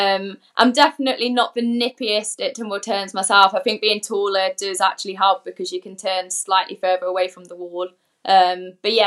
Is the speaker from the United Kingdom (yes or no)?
yes; Coventry, West Midlands, United Kingdom; I'm from Coventry